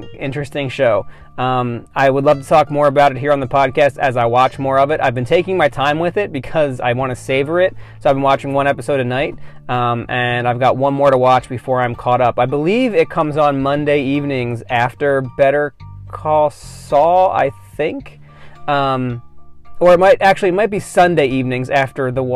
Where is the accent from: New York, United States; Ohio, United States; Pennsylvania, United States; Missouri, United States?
Pennsylvania, United States; outside of Philadelphia; I grew up outside of Philadelphia